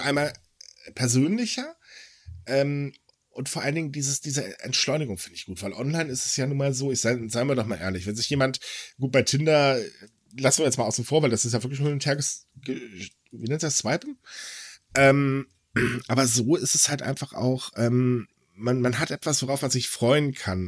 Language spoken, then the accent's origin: German; Germany; ich lebe gerne in Deutschland, juhu, weil das ist meine Heimat.